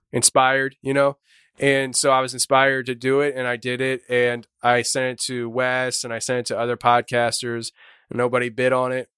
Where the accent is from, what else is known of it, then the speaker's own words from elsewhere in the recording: Shoemakersville, Pennsylvania, United States; we're from Shoemakersville, Pennsylvania, small little town